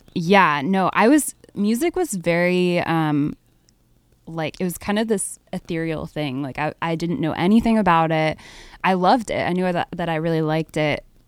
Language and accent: English; Harrisburg, Pennsylvania, United States; I grew up in Harrisburg, Pennsylvania